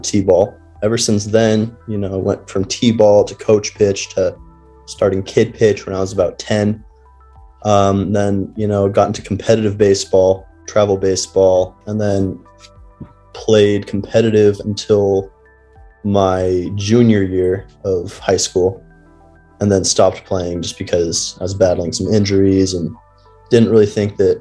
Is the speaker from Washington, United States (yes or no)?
yes; Washington, United States; moved away; I grew up in Washington with Tyler